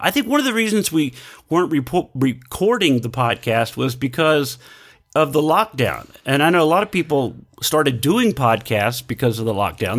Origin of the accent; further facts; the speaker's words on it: Texas, United States; growing up in Texas, eating Whataburger, loving Whataburger